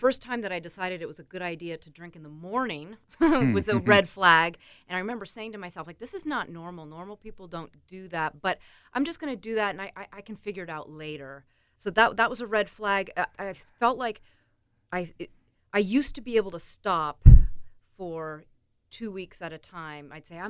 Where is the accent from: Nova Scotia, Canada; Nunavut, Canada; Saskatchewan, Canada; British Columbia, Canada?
Nova Scotia, Canada; Antigonish; I'm from Antigonish, Nova Scotia.